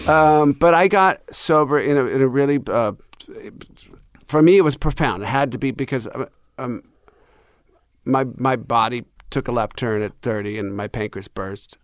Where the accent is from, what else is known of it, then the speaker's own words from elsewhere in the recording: United States; I'm American